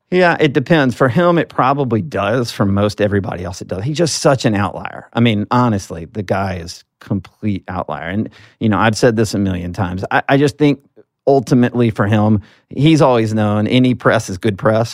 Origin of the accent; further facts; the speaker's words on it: Alabama, United States; as a Southerner, I'm from Alabama